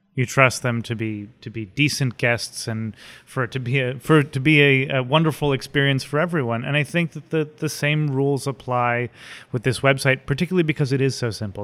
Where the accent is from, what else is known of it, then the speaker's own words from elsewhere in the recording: West Windsor, New Jersey, United States; also born or lived in Philadelphia, Pennsylvania / Bucks County, Pennsylvania / New York; I did actually grow up in New Jersey in a little town called West Windsor, which is across Route one from Princeton